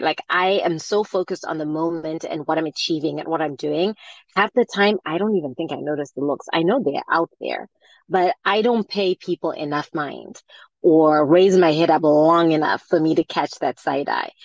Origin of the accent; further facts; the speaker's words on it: Zimbabwe; moved away; I grew up in Zimbabwe